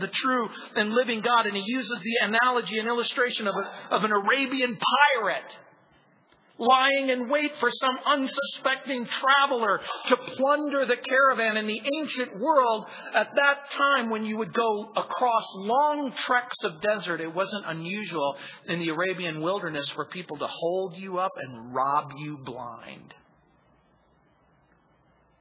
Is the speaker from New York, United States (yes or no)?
no; Southern California, United States; also born or lived in New Orleans, Louisiana / San Francisco; I was born in New Orleans. I was raised in Southern California